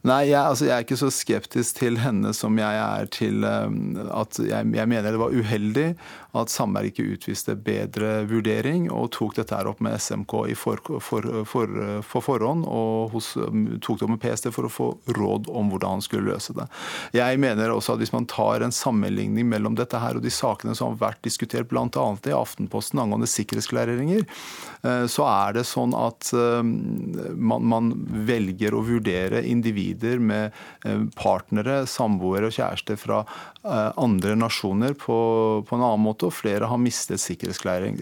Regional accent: Iran; now in Norway; Jeg har ikke vært i Iran på 30 år siden jeg kom til Norge

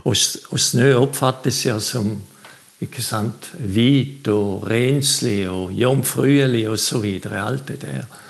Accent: Switzerland; now in Bø, Norway; jeg er fra Sveits.

